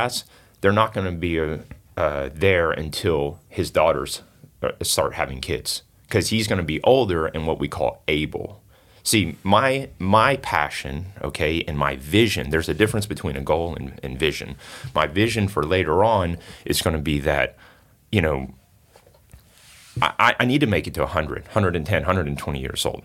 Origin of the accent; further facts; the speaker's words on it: Singapore; now in United States; I'm originally from Singapore.